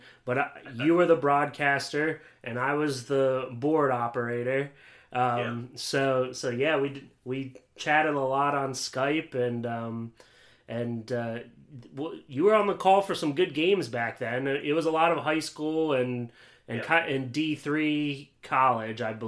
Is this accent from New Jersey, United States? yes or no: no; Williamsport, Pennsylvania, United States; moved away as an adult; also born or lived in Beloit, Wisconsin; now in Delaware, United States; I grew up in Williamsport and then went to Beloit, Wisconsin for 4 years